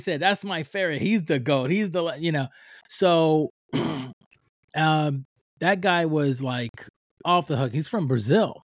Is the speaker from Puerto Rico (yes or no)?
yes; Puerto Rico; now in United States; I'm from Puerto Rico, I'm from the island, and when I was raising up